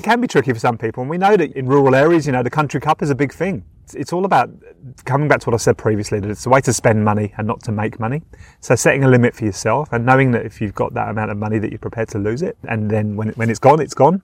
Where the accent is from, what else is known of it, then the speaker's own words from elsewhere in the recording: United Kingdom; now in Australia; being from the UK, as you can probably tell by my accent